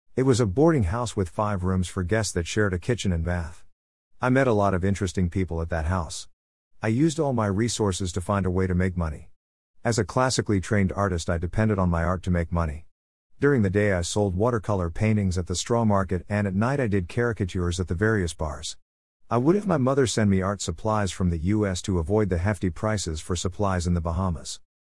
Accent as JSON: {"language": "English", "region": "South Carolina", "country": "United States", "said": "back to South Carolina. It was snowing when my bus pulled up to my home state"}